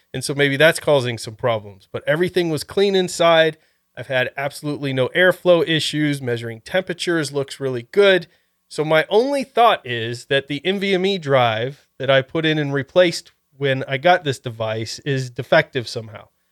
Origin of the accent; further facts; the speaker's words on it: Ohio, United States; moved away; I was originally from Ohio